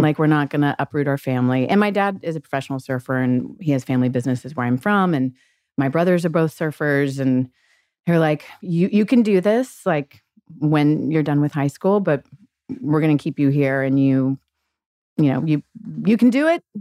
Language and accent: English; Gulf Breeze, Florida, United States; I'm from Gulf Breeze, Florida